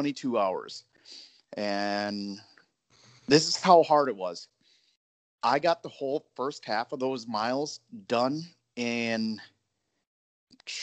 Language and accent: English; northern Minnesota, United States; I grew up in Minnesota, northern Minnesota.